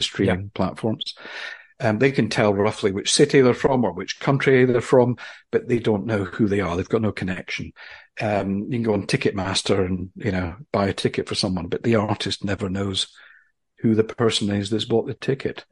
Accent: Aberdeen, Scotland, United Kingdom; now in London, United Kingdom; I'm from Aberdeen in Scotland

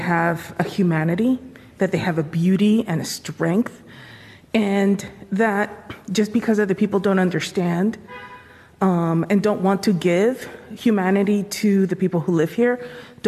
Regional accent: New York City, New York, United States; I was from the Bronx

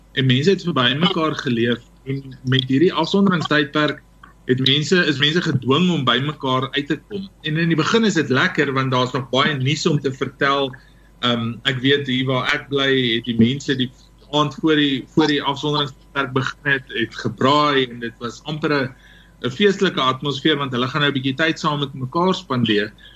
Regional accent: South Africa

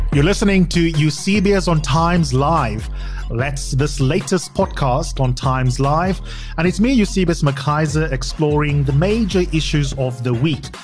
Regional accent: South Africa; us as South Africans

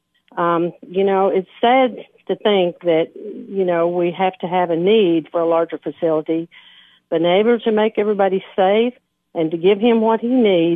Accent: Putnam County, Tennessee, United States; I am born and raised in Putnam County

